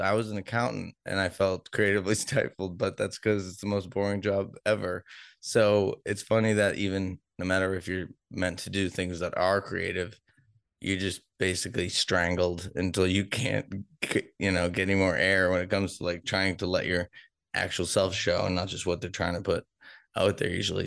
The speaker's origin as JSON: {"language": "English", "town": "Boston", "region": "Massachusetts", "country": "United States", "tie": "born or raised there", "also_born_or_lived": "Denver", "moved": "yes", "lives_now": "Kansas City, United States", "said": "I'm from Boston, where we're also Democratic"}